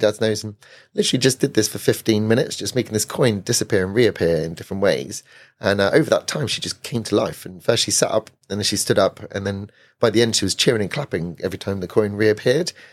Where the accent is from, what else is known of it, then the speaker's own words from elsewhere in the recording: Weymouth, South West England, United Kingdom; moved away as an adult; now in London, United Kingdom; I grew up in Weymouth